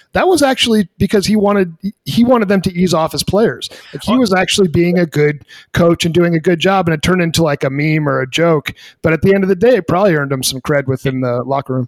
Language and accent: English; New England, United States; Growing up in New England